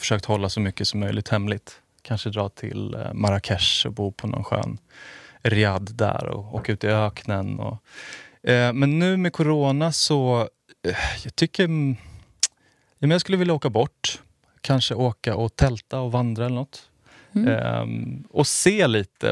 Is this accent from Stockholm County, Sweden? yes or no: yes; outside Stockholm, Stockholm County, Sweden; also born or lived in Finland (half-Finnish ancestry); jag är född utanför Stockholm, har bott